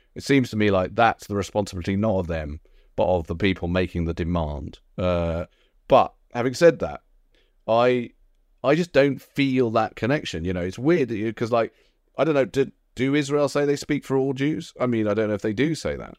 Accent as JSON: {"language": "English", "country": "United Kingdom", "said": "as a British Jew"}